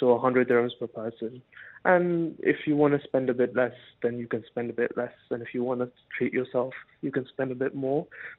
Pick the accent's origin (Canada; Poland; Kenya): Kenya; Mombasa, Mombasa County; now in Dubai, United Arab Emirates; So growing up, I mean, we grew up in a very North Indian Punjabi family. So we ate mainly North Indian food.